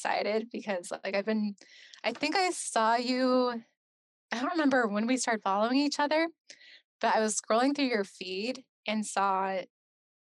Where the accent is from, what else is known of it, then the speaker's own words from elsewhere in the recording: Salt Lake City, Utah, United States; moved away; I am from Salt Lake City, Utah. Born and raised there